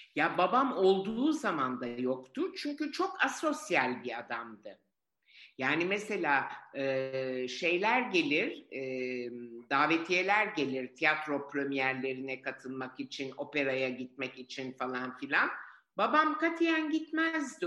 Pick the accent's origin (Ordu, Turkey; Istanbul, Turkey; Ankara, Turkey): Istanbul, Turkey; also born or lived in Florence, Italy; Biz bu yüzden Cihangir'e taşındık